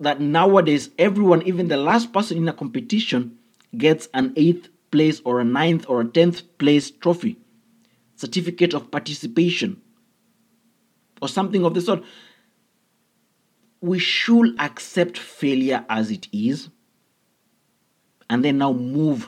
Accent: Kenya; I come from an African background, I come from Kenya

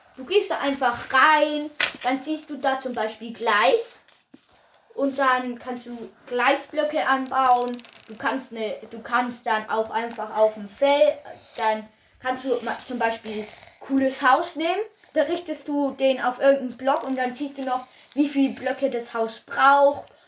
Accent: Bavaria, Germany; Ich komme nur aus Bayern

